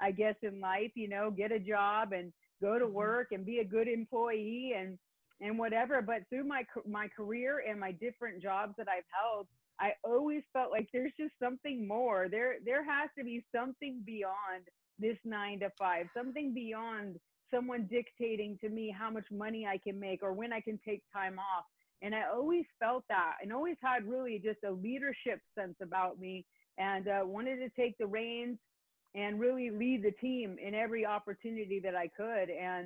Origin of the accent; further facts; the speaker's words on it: Northern California, United States; moved away as an adult; now in Orange County, California, United States; grew up in the northern part of the state